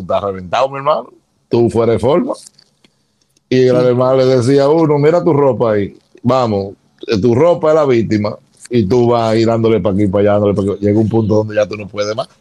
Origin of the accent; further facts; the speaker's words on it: Santo Domingo, Distrito Nacional, Dominican Republic; nace en Santo Domingo, en, el área de ensancho Sama, en una clínica de Altagracia queda en la sábana larga. Y me crié en el Sancho Sama